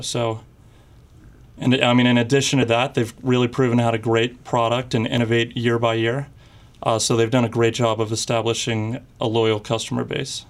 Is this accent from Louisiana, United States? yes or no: no; Houston, Texas, United States; moved away; also born or lived in Ohio; I'm from Houston, Texas, and I go to school in Miami University in Ohio